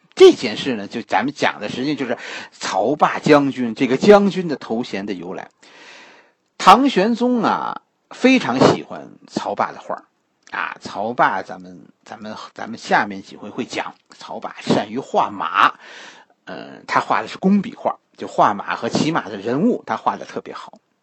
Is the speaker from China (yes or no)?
yes; China; 我们中国人